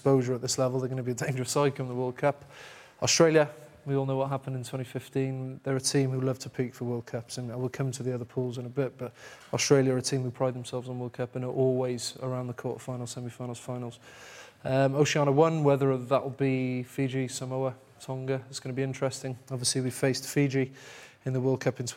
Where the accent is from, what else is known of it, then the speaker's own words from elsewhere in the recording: Cardiff, Wales, United Kingdom; I grew up in Thornhill